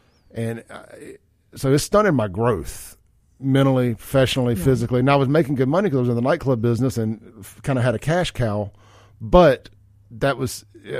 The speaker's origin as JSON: {"language": "English", "town": "Jackson", "region": "Mississippi", "country": "United States", "tie": "born or raised there", "said": "running up and down McDowell Road and all that stuff, having a good time as a kid and growing up in Jackson in the 90s."}